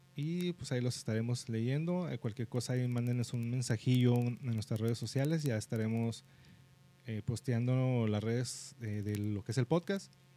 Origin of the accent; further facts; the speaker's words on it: Mexico; siendo mexicanos